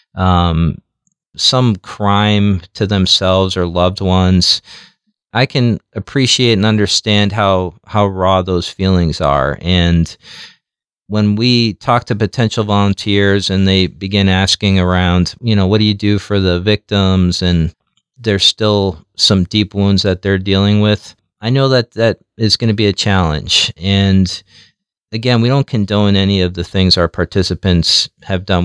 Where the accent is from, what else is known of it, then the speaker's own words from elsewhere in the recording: New York City, New York, United States; now in Omaha, United States; I grew up in Jackson Heights, and it was it was a pretty rough um, community